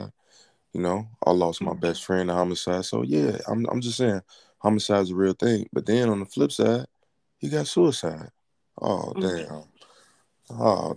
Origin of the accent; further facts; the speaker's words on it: Chicago, Illinois, United States; also born or lived in Los Angeles; I'm from Chicago, where it's a lot of homicides